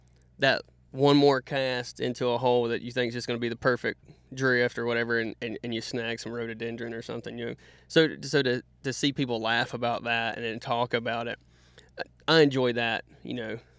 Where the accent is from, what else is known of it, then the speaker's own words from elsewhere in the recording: Statesville, North Carolina, United States; from Statesville, North Carolina. Lived in North Carolina my whole life.